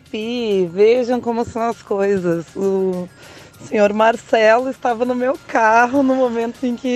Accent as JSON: {"language": "Portuguese", "region": "Rio Grande do Sul", "country": "Brazil", "moved": "yes", "lives_now": "Florianópolis, Brazil", "said": "sou gaúcha, mas estou morando aqui na ilha"}